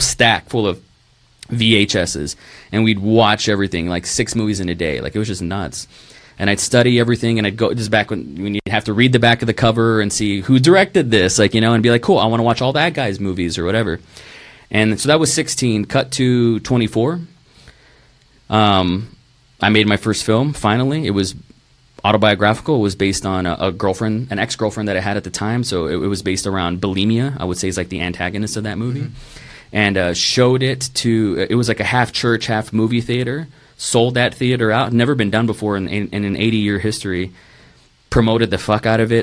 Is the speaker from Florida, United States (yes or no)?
no; Rio Grande Valley, Texas, United States; moved away; also born or lived in Tulsa, Oklahoma / Dallas, Texas; I was born in Tulsa, Oklahoma. Um, moved to Dallas for about a year and then moved to the Rio Grande Valley